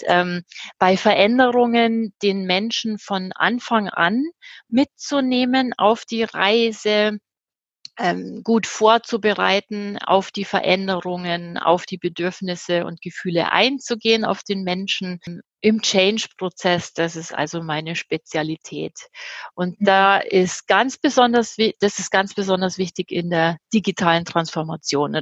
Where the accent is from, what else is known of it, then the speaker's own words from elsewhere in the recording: Germany; moved away; Ich bin Deutsche